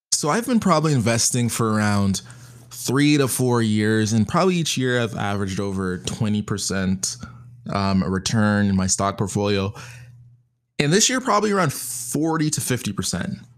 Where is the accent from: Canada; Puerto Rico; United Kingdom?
Canada; being Canadian